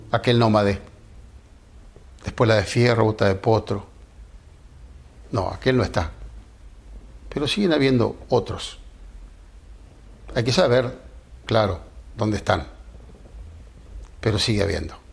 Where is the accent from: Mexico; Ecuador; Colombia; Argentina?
Argentina; Chascomús, Buenos Aires Province; born there; Soy nacido en Chascomús, pago que fundó escribano y no conozco la envidia mi parejero tobiano.